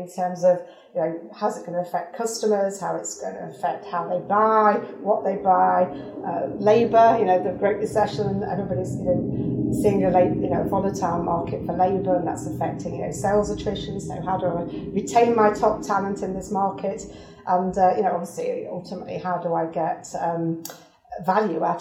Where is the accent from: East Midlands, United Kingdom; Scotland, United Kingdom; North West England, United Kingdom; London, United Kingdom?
East Midlands, United Kingdom; Derbyshire; moved away as an adult; also born or lived in Singapore; now in United States; from Derbyshire, for if you're trying to locate that accent there.